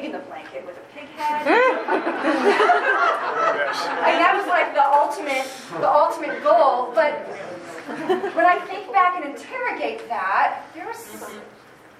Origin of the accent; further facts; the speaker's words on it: Holland, Michigan, United States; I grew up in Holland.